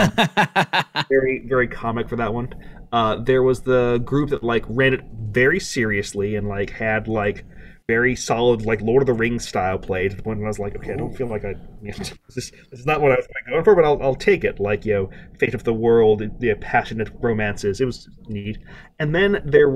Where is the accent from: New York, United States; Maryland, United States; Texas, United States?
Texas, United States; Beaumont; now in Atlanta, United States; my hometown, Beaumont, Texas, was the site of the first ever oil gusher